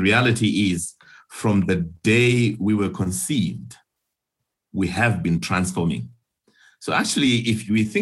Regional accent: Zimbabwe; I was actually born in Rhodesia then, now Zimbabwe, some 55 years ago. My, how time moves. So I grew up in Zim.

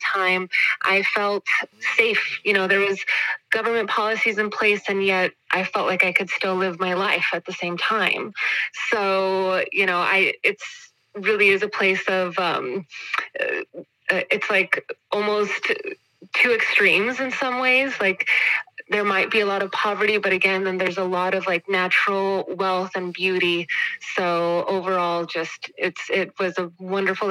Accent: Texas, United States; moved away as an adult; also born or lived in Dominican Republic; now in Switzerland; I am originally from Texas, from La Frontera, right on the border.

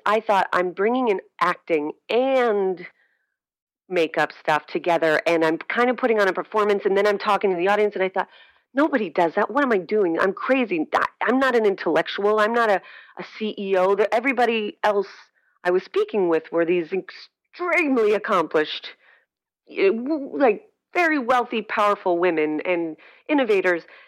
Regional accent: Scranton, Pennsylvania, United States; moved away as an adult; also born or lived in New York City; now in Richmond, United States; I'm originally from Scranton, Pennsylvania, and uh, but spent most of my adult life, about 12 years, in New York City

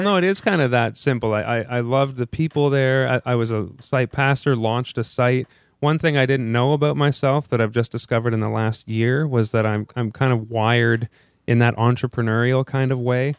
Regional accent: Ottawa, Ontario, Canada; moved away as an adult; also born or lived in Korea; now in Toronto, Canada; I'm from Ottawa. We moved to Toronto, my wife

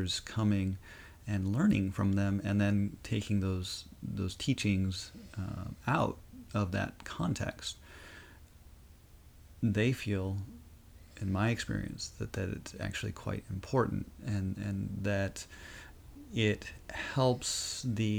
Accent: Rosebud Reservation, South Dakota, United States; I grew up on the Rosebud Reservation, which is Lakota Sioux

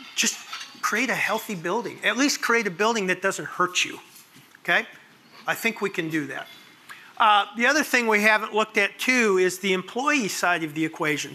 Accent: Arlington Heights, Illinois, United States; moved away; this is my hometown. I grew up in Arlington Heights.

